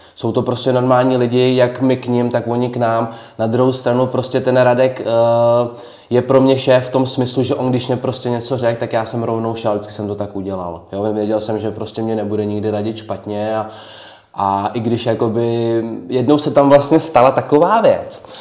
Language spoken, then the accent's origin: Czech; Trutnov, Hradec Králové Region, Czechia; já jsem Trutnovák, já bydlím vlastně v Trutnově